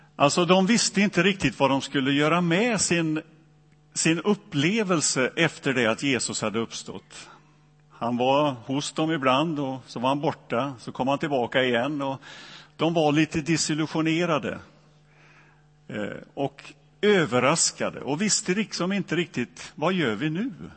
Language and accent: Swedish; Donsö, Västra Götaland, Sweden; born or raised there